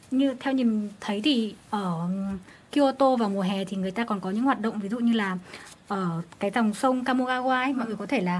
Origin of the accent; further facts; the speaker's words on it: Phú Thọ, Vietnam; mình quê ở Phú Thọ thì ở đấy có nổi tiếng với lễ hội đền Hùng